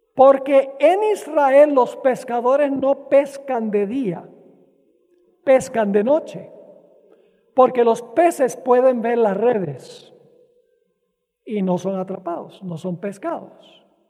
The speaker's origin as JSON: {"language": "Spanish", "country": "Venezuela", "tie": "born or raised there", "said": "Cuando yo era niño, crecí en Venezuela"}